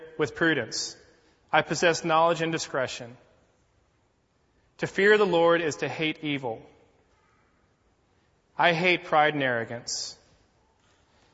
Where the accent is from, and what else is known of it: United States